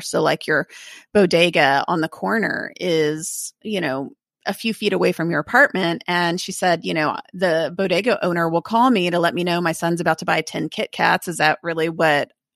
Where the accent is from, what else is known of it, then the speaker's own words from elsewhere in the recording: Texas, United States; it was strange as a Texan to leave here